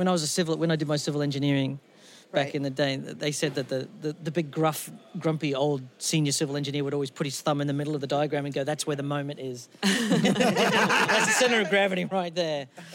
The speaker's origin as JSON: {"language": "English", "town": "Cheltenham", "region": "South West England", "country": "United Kingdom", "tie": "born or raised there", "said": "my hometown, which is its only sole redeeming factor is GCHQ is in town."}